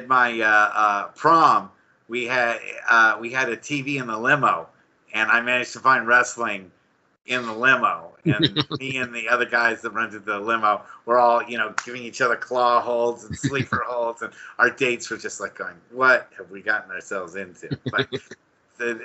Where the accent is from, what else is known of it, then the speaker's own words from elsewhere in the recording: Bay Area, California, United States; growing up here in the Bay Area